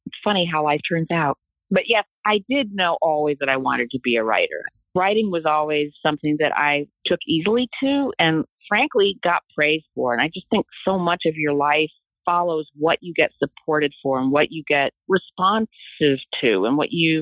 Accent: Des Moines, Iowa, United States; moved away; also born or lived in New York; I grew up in Des Moines, Iowa

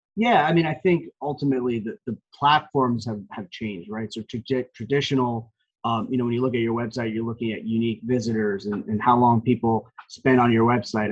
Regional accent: Parsippany, New Jersey, United States; also born or lived in Montville, New Jersey; born and raised in Parsippany, New Jersey, which is basically a, a town in Morris County.

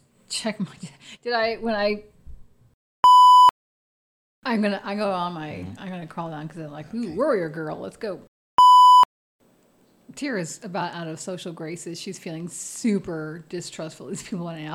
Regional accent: Chicago, Illinois, United States; accent: nasal; I am from the Chicagoland area, the best area in the world

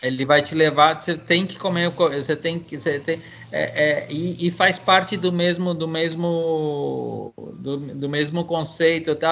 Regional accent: São Paulo, Brazil; also born or lived in Bolivia; eu sou um imigrante boliviano criado em São Paulo, no Brasil

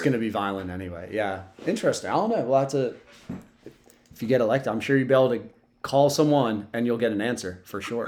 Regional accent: Sussex County, Delaware, United States; I'm from Sussex County, so I don't know any road names

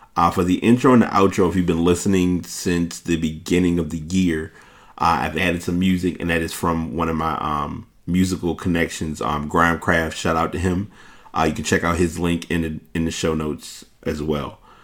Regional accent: New York, United States; I'm from New York

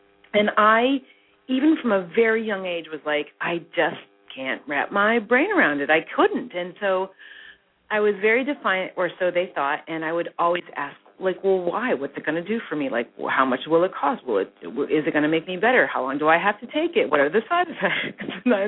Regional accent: Midwest, United States; Yeah, so what happened with me is that I grew up really in the Midwest, the daughter of two pharmacists, believe it or not.

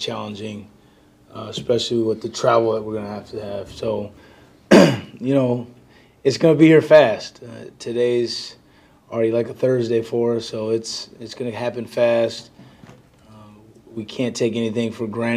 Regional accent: Southern California, United States; moved away; growing up in Southern California, having our roots there

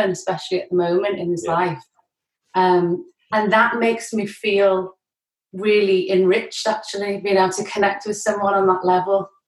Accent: Worcestershire, West Midlands, United Kingdom; moved away as an adult; now in Liverpool, United Kingdom; Worcestershire in the West Midlands mm. on the River Severn. It's like a little town where it's good to grow up in and grow old

